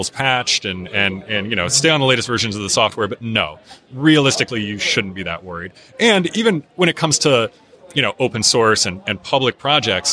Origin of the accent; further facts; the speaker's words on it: Midwest, United States; moved away; I'm also actually from the Midwest originally.